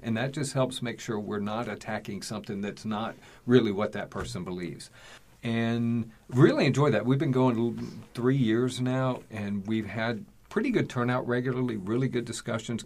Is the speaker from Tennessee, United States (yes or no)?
yes; East Tennessee, United States; moved away; I'm originally from Tennessee, East Tennessee